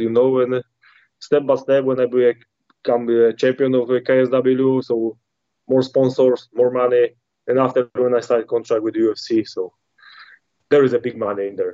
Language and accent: English; Poland; English is a second language; when I come back to Poland